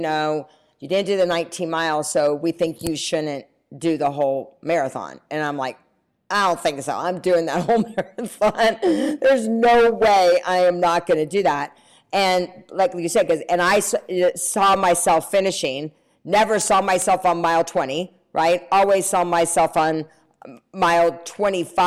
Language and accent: English; North Carolina, United States; I'm from the South, I'm from North Carolina